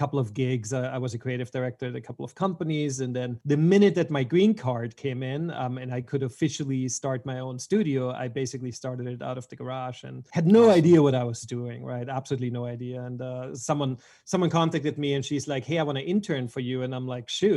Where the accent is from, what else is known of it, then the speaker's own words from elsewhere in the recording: Vienna, Austria; moved away as an adult; also born or lived in Switzerland / Los Angeles; I was born in Vienna, Austria, and I've been there until I was about 19